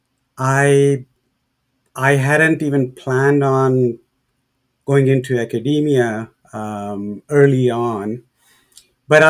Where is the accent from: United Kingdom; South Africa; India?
India; moved away as an adult; also born or lived in St. Louis / Toronto / Winnipeg; now in Edmonton, Canada; growing up in India